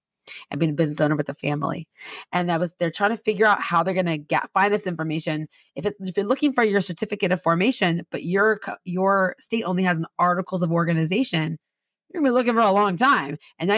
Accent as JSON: {"language": "English", "town": "Redlands", "region": "California", "country": "United States", "tie": "born or raised there", "said": "No, I grew up in Southern California. I grew up in this little town called Redlands, which is the town you pass through to go to all the cool towns in Southern California."}